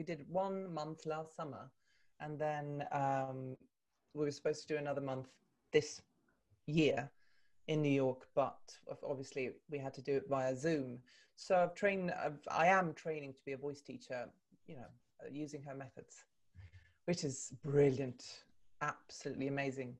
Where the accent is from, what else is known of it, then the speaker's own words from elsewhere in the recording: Stockholm, Stockholm County, Sweden; moved away as an adult; also born or lived in London, United Kingdom; I'm Swedish by birth. I was born and raised in Stockholm.